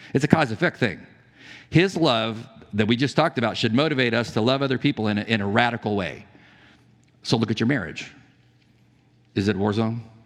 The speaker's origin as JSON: {"language": "English", "town": "San Diego", "region": "California", "country": "United States", "said": "I'm from San Diego. I knew lots of pilots. Navy pilots. Uh, the, the Top Gun base was by our, not far from our house"}